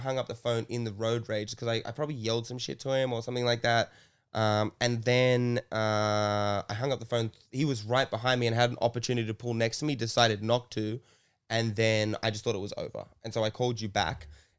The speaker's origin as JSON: {"language": "English", "country": "Ireland", "said": "I could have yelled, I'm from Ireland."}